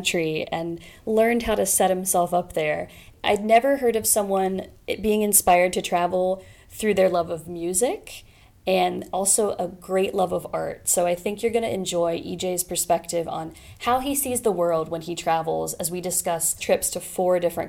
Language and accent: English; Ohio, United States; We're both from Ohio